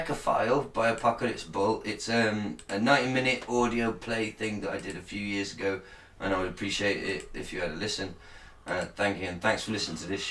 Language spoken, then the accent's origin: English; United Kingdom; I fucking love being British